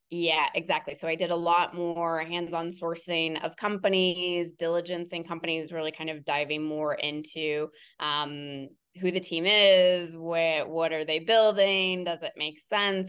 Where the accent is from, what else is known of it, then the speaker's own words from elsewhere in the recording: Cincinnati, Ohio, United States; I am born and raised in Cincinnati, Ohio, in the suburbs of Cincinnati, Ohio